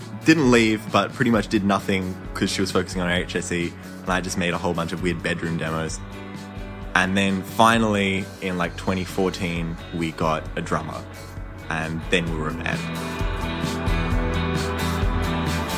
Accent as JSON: {"language": "English", "town": "Sydney", "region": "New South Wales", "country": "Australia", "tie": "born or raised there", "said": "I grew up in Marrickville"}